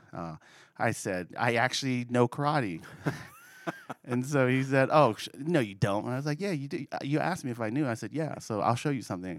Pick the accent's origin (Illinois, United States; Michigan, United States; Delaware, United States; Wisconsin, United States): Delaware, United States; Wilmington; now in Central Pennsylvania, United States; I was born and raised in Delaware, uh, the suburbs of Wilmington City.